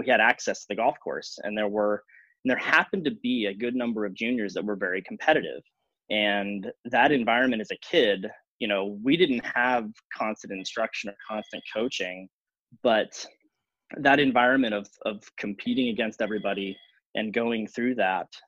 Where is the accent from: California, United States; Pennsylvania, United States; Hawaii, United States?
California, United States; Northern; moved away as an adult; also born or lived in Illinois; now in Midwest, United States; I grew up in Northern California